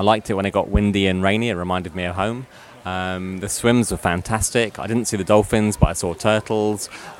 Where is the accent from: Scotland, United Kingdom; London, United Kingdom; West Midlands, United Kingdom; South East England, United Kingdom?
London, United Kingdom; So I'm from London, England.